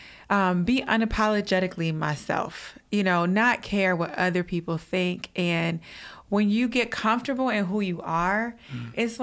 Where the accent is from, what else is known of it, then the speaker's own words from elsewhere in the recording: Detroit, Michigan, United States; moved away; also born or lived in Los Angeles; I'm from Detroit